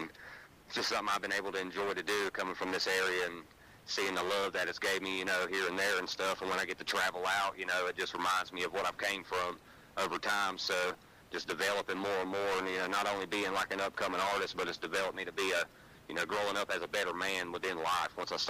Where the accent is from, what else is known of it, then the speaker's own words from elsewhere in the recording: Hudson, North Carolina, United States; I'm from Hudson, North Carolina, kind of like outside of Hickory. Nice little area. I mean, it's small